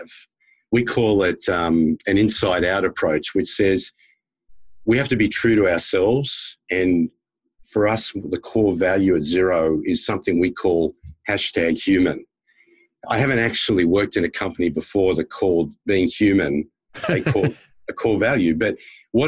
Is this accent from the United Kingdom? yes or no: no; Australia; also born or lived in United States; as an Australian who lived in the US, actually lived in the US as a school kid and then worked with American companies for many years